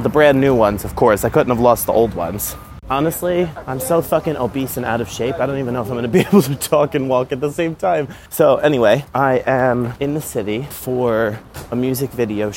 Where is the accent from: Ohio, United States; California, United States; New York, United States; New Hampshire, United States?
New York, United States; growing up in New York and living so close to the city